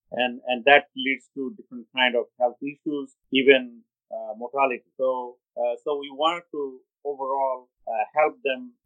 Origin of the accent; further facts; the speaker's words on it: Cox's Bazar, Chittagong Division, Bangladesh; moved away as an adult; now in Miami, United States; I practice in Miami, Florida, but originally I am from Cox's Bazar, Bangladesh